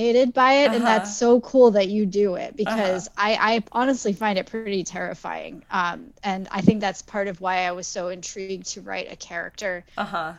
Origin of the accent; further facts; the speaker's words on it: Cape Cod, Massachusetts, United States; also born or lived in London; now in Boston area, United States; I'm originally from Cape Cod, and I lived in London for a little while, and now I live just outside of Boston